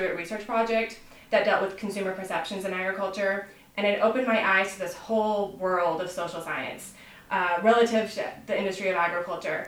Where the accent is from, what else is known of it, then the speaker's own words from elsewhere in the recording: Prosser, Washington, United States; I'm a native of the Yakima Valley. I grew up in Prosser, Washington